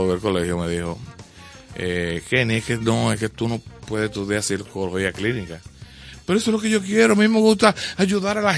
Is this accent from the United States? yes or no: no; Puerto Plata, Dominican Republic; Desde que llegué de Puerto Plata, lo primero que hice fue